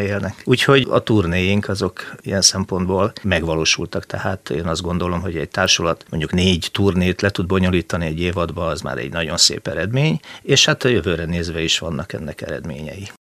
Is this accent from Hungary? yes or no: yes; Balatonfüred, Veszprém County, Hungary; also born or lived in Győr; now in Szeged, Hungary; én eredetileg nem vagyok szegedi, tehát én Balatonfüredi születésű emberke vagyok